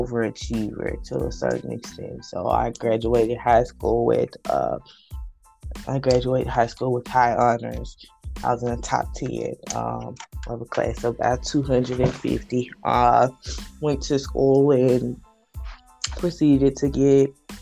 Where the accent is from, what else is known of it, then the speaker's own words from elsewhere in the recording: Hattiesburg, Mississippi, United States; moved away; I am from Hattiesburg, Mississippi, born and raised.